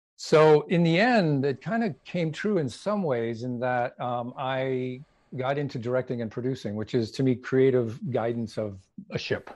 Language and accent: English; Canada; I'm originally from Canada